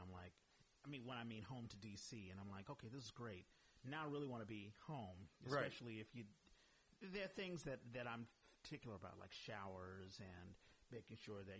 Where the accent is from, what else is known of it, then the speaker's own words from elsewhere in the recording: East Coast, United States; moved away; because I'm from the East Coast